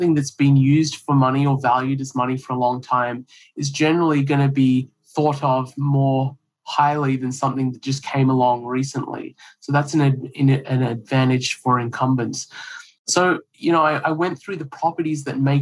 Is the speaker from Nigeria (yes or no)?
no; Australia; moved away as an adult; also born or lived in India / New Hampshire; now in United States; I grew up in Australia